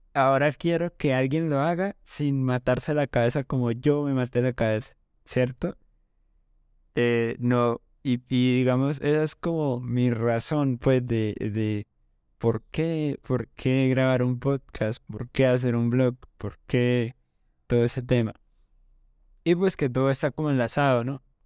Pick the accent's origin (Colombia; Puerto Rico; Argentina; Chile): Colombia; Cúcuta, Norte de Santander; now in Bogotá, Colombia; soy de Cúcuta, vivo en Bogotá.